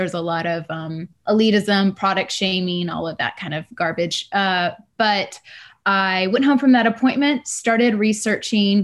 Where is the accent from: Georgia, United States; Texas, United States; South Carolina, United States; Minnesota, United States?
Texas, United States; moved away as an adult; now in Richmond, United States; I grew up in Texas